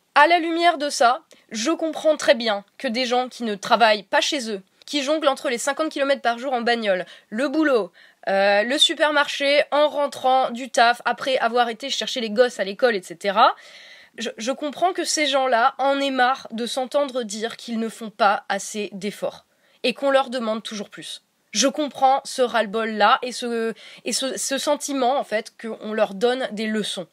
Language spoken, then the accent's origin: French; Meuse, Grand Est, France; la là d'où je viens, la Meuse